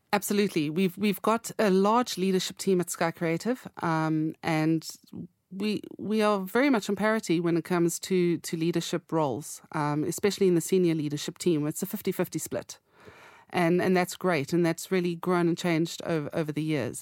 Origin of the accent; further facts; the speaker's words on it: South Africa; moved away as an adult; now in United Kingdom; I come from South Africa